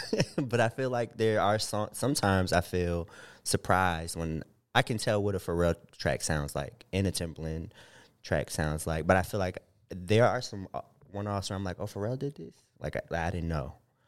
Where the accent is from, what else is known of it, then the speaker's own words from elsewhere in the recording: East Coast, United States; born there; now in Los Angeles, United States; You know, I was born on the East Coast.